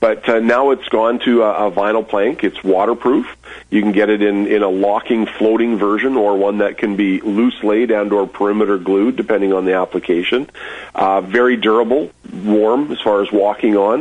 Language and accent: English; Moose Jaw, Saskatchewan, Canada; Raised here. Moved back. The family's been here for years, but I actually was born when my dad had been transferred for a short time. But I've been here since I was two